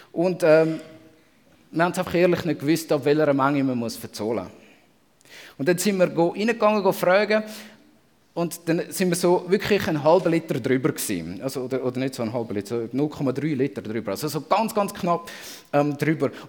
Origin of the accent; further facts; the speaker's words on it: Switzerland; Und als Schweizer ähm, kennt man das ganz berühmte und verfluchte «mer».